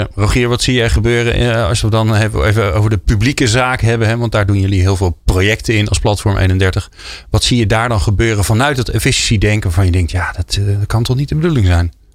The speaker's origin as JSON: {"language": "Dutch", "country": "Netherlands", "said": "als Nederlanders"}